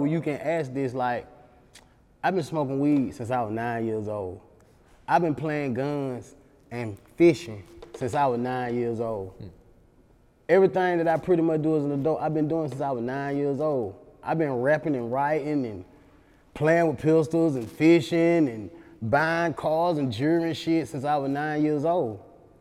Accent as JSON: {"language": "English", "town": "Atlanta", "region": "Georgia", "country": "United States", "tie": "born or raised there", "said": "as a kid in Allen Temple"}